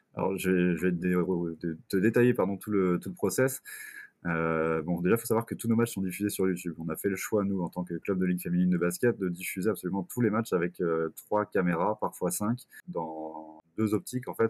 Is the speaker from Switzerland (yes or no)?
no; Quimper, Brittany, France; moved away as an adult; now in Bourges, France; Je suis originaire de Quimper en Bretagne